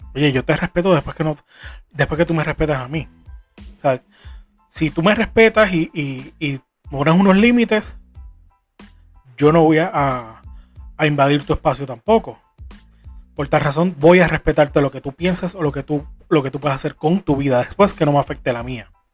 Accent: Puerto Rico; como puertorriqueño

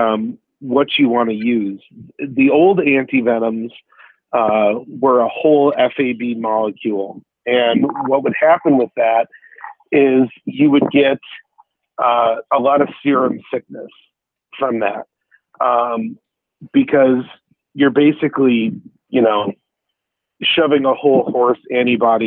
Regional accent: United States; I'm American, only second generation

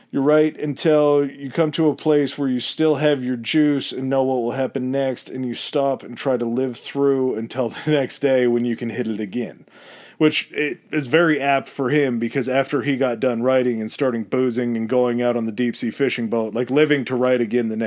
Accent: Chicago, Illinois, United States; I'm from {S1} Chicago, babe. I'm not from France.

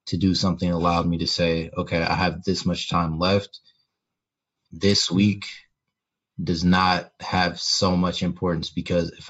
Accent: Indianapolis, Indiana, United States; born and raised in Indianapolis, Indiana.

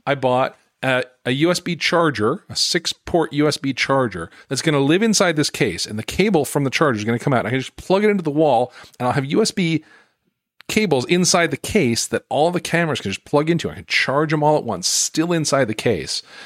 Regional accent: Utah, United States; moved away; I grew up in Utah

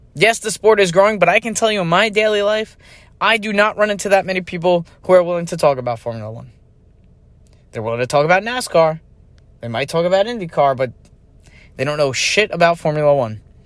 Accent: United States; I'm an American

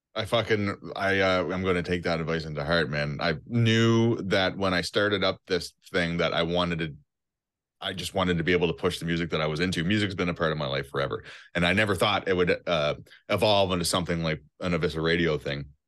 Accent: Cape Breton, Nova Scotia, Canada; now in Toronto, Canada; I'm from an island of Nova Scotia called Cape Breton.

